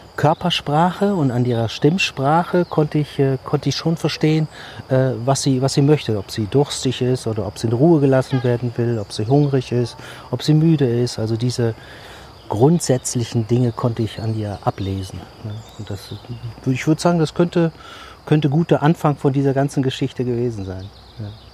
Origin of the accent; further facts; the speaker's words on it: Düsseldorf, North Rhine-Westphalia, Germany; Bin in der Großstadt groß geworden und äh, ja, bei uns auf der Straße wuchs kein einziger Baum